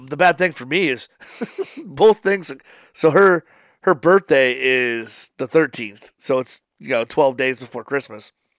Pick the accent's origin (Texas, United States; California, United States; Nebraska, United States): Nebraska, United States; Papillion; I'm from Papillion. I live ten minutes away